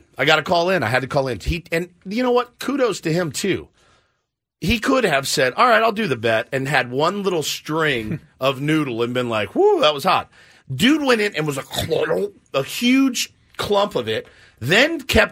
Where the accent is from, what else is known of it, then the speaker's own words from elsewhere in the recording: Texas, United States; I'm from Texas.